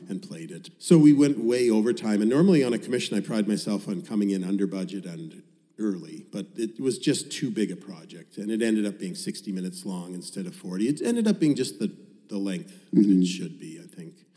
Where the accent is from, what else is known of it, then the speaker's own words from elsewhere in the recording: Winnipeg, Manitoba, Canada; moved away as an adult; Winnipeg, my hometown, where I'd spent the first 33 years of my life, is billiard table flat.